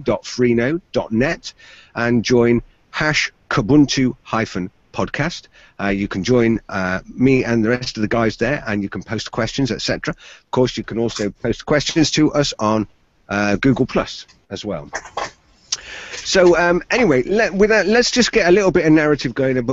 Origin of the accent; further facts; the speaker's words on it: Exeter, South West England, United Kingdom; I'm from Exeter in the southwest of the UK